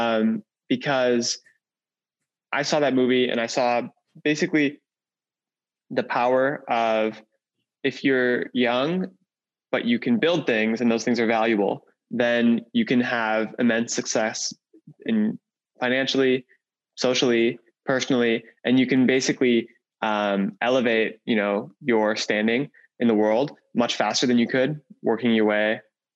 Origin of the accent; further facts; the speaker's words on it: Wisconsin, United States; I grew up in Wisconsin, in a small town, a very small town in Wisconsin.